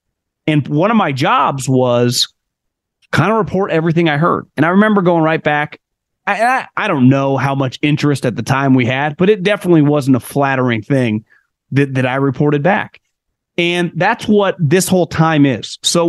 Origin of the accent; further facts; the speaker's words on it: Sacramento, California, United States; Listen, I grew up in around Sacramento.